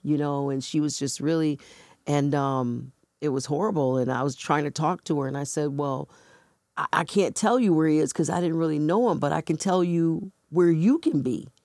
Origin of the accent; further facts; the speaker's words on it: Buffalo, New York, United States; moved away as an adult; now in Rochester, United States; where I was born and raised in Buffalo